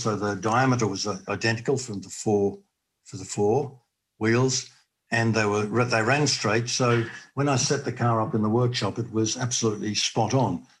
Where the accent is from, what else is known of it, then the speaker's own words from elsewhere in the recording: Australia; being an Australian